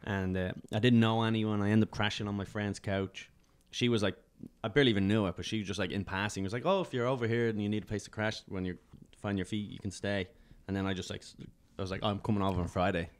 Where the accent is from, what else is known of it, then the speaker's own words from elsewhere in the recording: Dublin, Leinster, Ireland; moved away as an adult; now in New York, United States; I was from Dublin